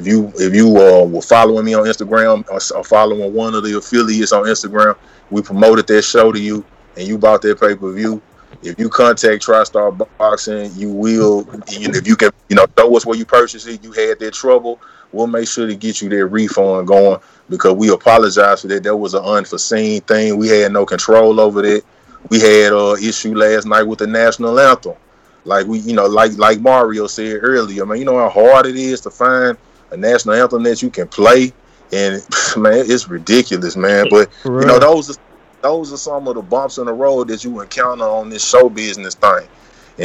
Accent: Memphis, Tennessee, United States; I'm originally from Memphis, Tennessee

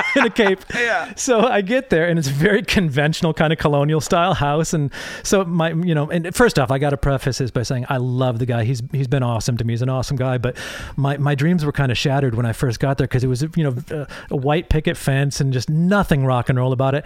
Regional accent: Holland, Michigan, United States; also born or lived in England; I grew up in a, uh, a little town called Holland, Michigan

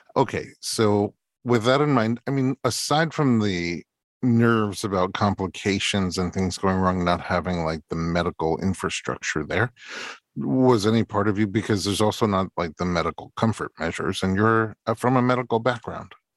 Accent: New York City, New York, United States; I'm from Staten Island, too

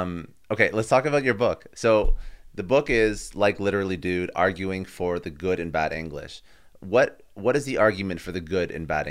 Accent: Toronto, Ontario, Canada; accent: Canadian; I'm from, I'm born in Toronto.

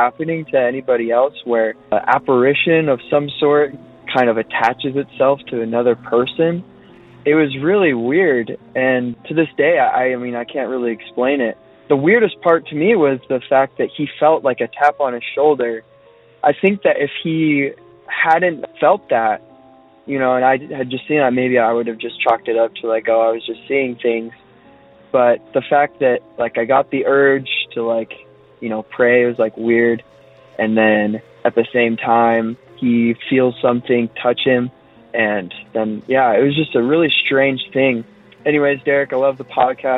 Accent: Utah, United States; also born or lived in Vancouver, Canada; I'm from Utah

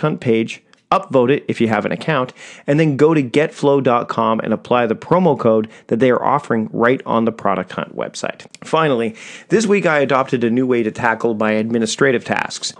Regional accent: Victoria, British Columbia, Canada; my hometown of Victoria, B C, Canada

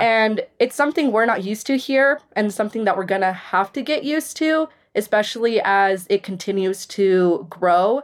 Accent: Caldwell, Idaho, United States; I grew up in Caldwell.

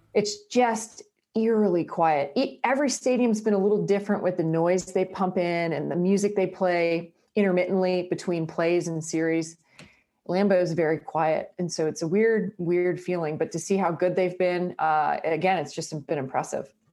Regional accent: Brockville, Ontario, Canada; moved away; My hometown was, uh, called Brockville with twenty-one thousand people.

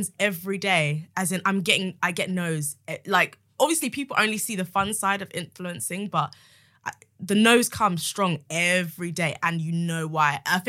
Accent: Nigeria; I think it also being Nigerian as well, there's something about... being creative, it's like you're not allowed to be.

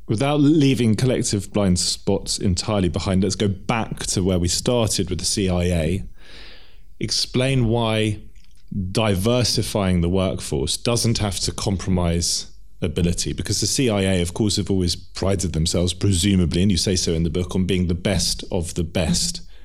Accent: England, United Kingdom; as English people

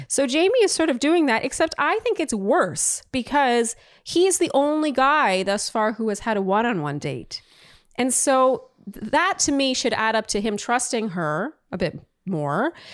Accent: Canada; now in United States; the resident Canadian here

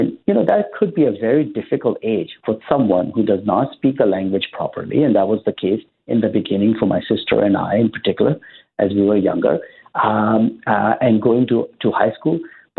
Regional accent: Ottawa, Ontario, Canada; I mean, we had a couple of hundred people who came to our launch in Ottawa, which is my hometown.

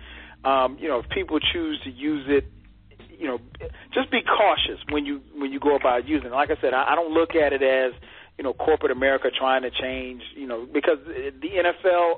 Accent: the South, United States; I grew up here in the South

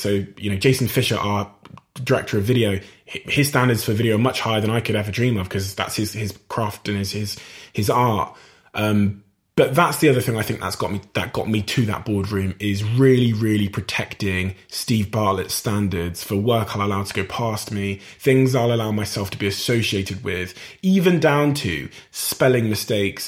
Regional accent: Plymouth, South West England, United Kingdom; my hometown Plymouth in Devon and Cornwall

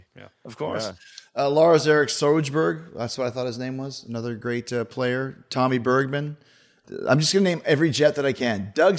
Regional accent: Winnipeg, Manitoba, Canada; Growing up in Winnipeg was a great place because it was a big enough city where all the bands came. We had an NHL team, but it was still super small.

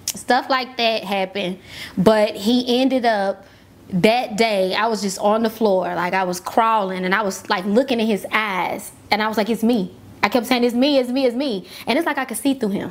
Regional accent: Memphis, Tennessee, United States; born or raised there

